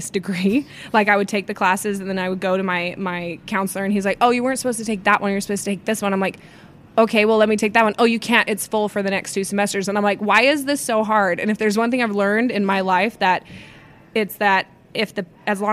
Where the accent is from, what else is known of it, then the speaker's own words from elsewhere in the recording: Utah, United States; I'm from Utah.